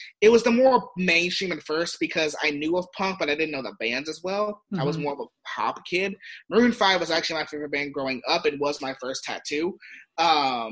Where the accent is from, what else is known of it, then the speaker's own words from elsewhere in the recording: San Diego, California, United States; I grew up in San Diego